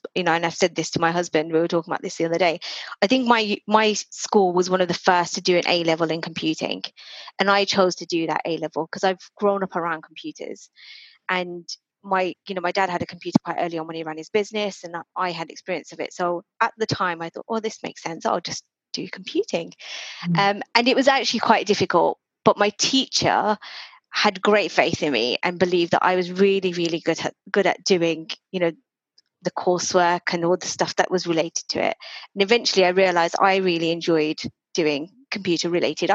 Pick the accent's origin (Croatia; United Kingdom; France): United Kingdom; also born or lived in Reading; I'm Indian, Hindu, Gujarati, obviously born here. And, you know, I've just had a very normal Indian life, Indian British life